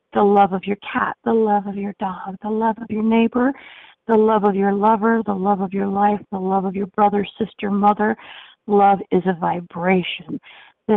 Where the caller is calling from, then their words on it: Central Florida, United States; calling from Central Florida